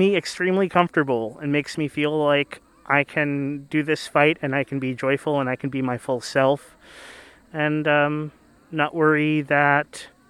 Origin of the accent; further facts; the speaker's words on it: Philadelphia, Pennsylvania, United States; I use she and they pronouns. I'm from Philadelphia.